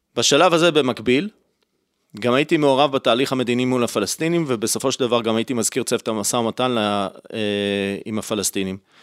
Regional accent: Holon, Tel Aviv District, Israel; נולדתי וגדלתי בישראל, במשפחה ציונית, חילונית, בחולון

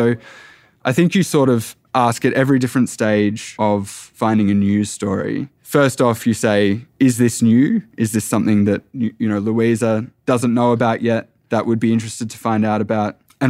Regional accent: Echuca, Victoria, Australia; And I knew from my family growing up around Echuca and Moama, which is on the border of New South Wales and Victoria

